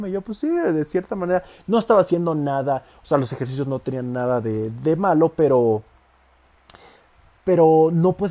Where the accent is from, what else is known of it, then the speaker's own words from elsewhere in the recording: Villahermosa, Tabasco, Mexico; Yo soy de ahí, soy de Villahermosa, Tabasco, es un estado pues relativamente pues de tener, el Tabasco de tener como 2, 3 millones de habitantes, Villahermosa, la ciudad donde yo soy, pues de tener como 300 mil habitantes